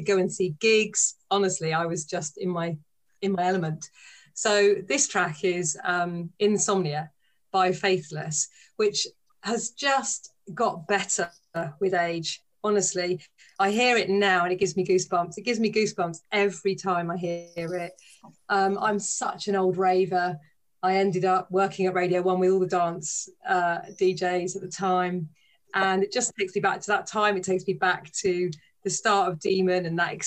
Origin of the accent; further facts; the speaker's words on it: North Devon, South West England, United Kingdom; moved away; also born or lived in Leicester; I grew up in North Devon. Rob knows about that because me and Rob grew up in North Devon